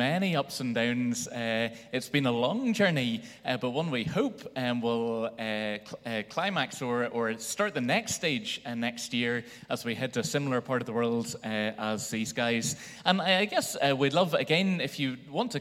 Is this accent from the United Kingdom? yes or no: yes; Belfast, Northern Ireland, United Kingdom; growing up in Belfast